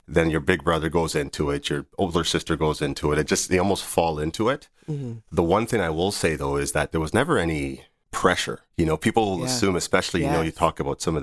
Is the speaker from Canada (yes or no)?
yes; Northern Ontario, Canada; also born or lived in Nigeria; my siblings and I moved from Nigeria to Northern Ontario when I just turned 7